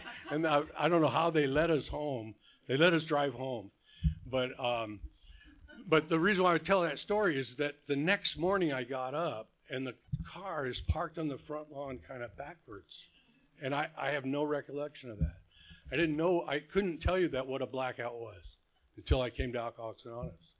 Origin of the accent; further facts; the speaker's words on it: Whittier, California, United States; also born or lived in Phoenix, Arizona / Rancho Santa Margarita, California; I was born here in Whittier